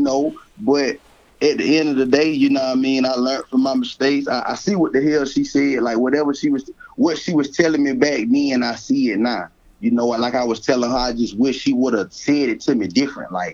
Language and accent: English; Columbia, South Carolina, United States; I am from Columbia, South Carolina, the northeast side of Columbia, South Carolina